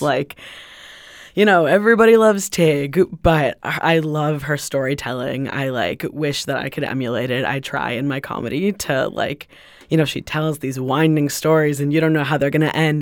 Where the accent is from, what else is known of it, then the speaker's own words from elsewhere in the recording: Los Angeles, California, United States; now in Greenfield, United States; I'm originally from Los Angeles